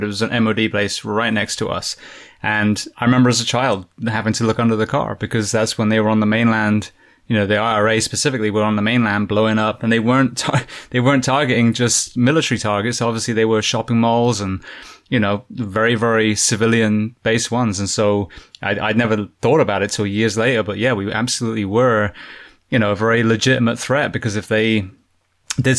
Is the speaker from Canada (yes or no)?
no; United Kingdom; I'm, you know, from the UK, British